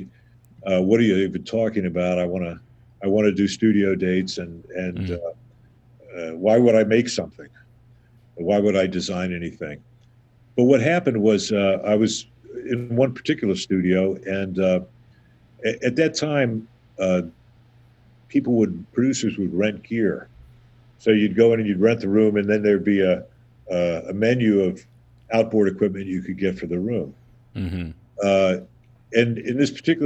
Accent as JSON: {"language": "English", "region": "Southern Ohio", "country": "United States", "tie": "born or raised there", "moved": "yes", "lives_now": "New York, United States", "said": "I grew up in Southern Ohio"}